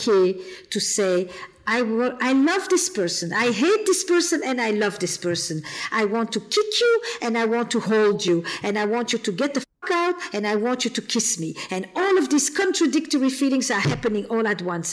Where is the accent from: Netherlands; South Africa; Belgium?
Belgium; Flemish part of Belgium, Flanders; I'm from the Flemish part of Belgium. I'm not French.